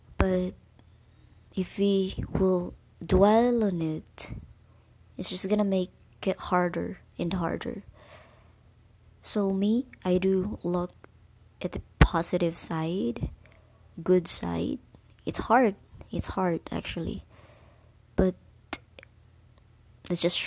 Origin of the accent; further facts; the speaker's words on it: Bohol, Central Visayas, Philippines; I'm from Bohol actually